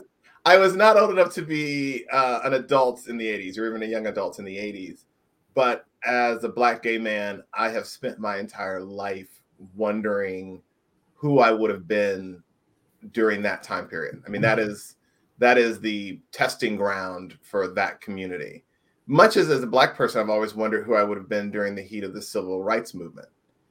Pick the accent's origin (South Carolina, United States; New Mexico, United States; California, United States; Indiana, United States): Indiana, United States; I grew up in Indiana, and I tell people it's seemingly very polite and very nice.